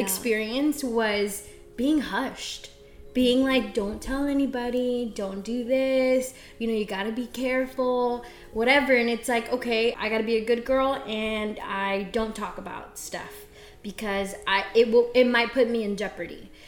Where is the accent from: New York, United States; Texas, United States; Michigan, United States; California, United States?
Texas, United States; Central; also born or lived in Xochitepec, Morelos, Mexico; I am a Texas girl. I was raised in Central Texas, a little small town, but I'm originally from Xochitepec, Morelos.